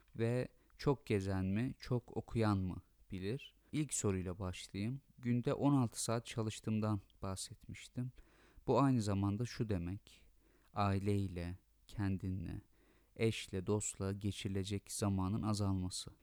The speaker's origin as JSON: {"language": "Turkish", "country": "Turkey", "said": "ben Türk'üm ve e, Türkiye Cumhuriyeti vatandaşı olmaktan gurur duyuyorum"}